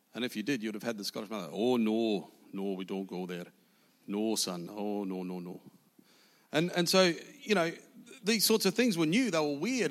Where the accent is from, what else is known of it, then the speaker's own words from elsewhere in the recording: New Zealand; I was born in South New Zealand